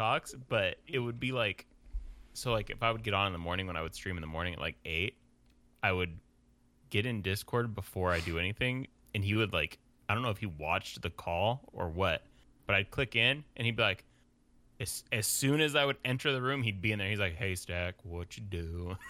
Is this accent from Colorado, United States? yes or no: yes; Colorado, United States; From Colorado.